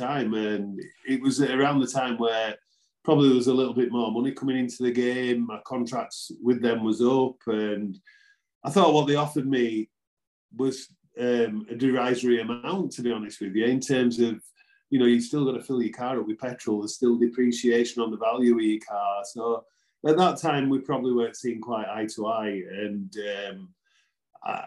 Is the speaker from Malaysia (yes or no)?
no; Wakefield, Yorkshire and the Humber, United Kingdom; come back to my hometown